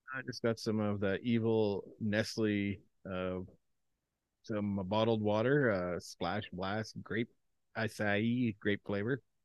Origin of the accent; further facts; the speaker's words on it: Canada; I'm Canadian